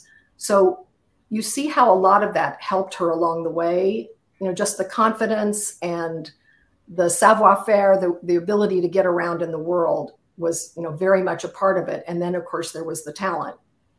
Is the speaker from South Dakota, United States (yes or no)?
no; Kansas City, Missouri, United States; moved away; I come from Kansas City, so, you know, it's an area of the world I know.